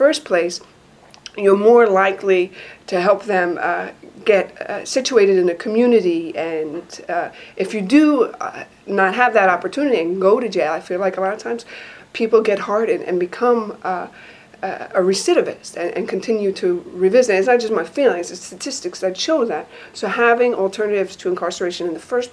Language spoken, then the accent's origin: English; New York City, New York, United States; I'm a New Yorker through and through. I was born and raised in Queens